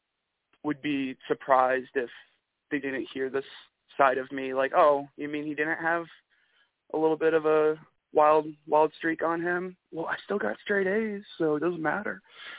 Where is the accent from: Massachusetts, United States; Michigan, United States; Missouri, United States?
Michigan, United States; accent: Michigan; That was my best Michigan accent voice. My accent's probably non-existent anymore until I start talking to other people, and then it's, oh, geez, yeah, it's been a bit brisk.